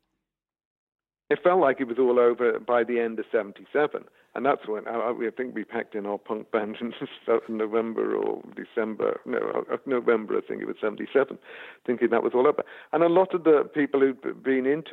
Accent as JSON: {"language": "English", "area": "the Wirral", "region": "North West England", "country": "United Kingdom", "tie": "born or raised there", "said": "I grew up in the Wirral"}